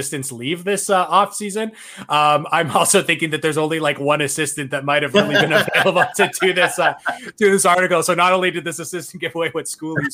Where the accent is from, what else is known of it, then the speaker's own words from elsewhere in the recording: Canada; as a Canadian